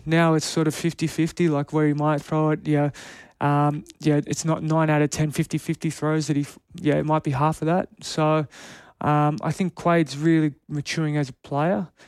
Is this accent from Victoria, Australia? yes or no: no; Canberra, Australian Capital Territory, Australia; moved away; I'm born and bred in Canberra. I lived there my whole life.